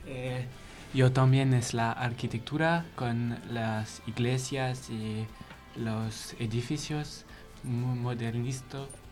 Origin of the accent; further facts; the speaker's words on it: Chambéry, Auvergne-Rhône-Alpes, France; Spanish is a second language; de Chambéry, es al lado de Italia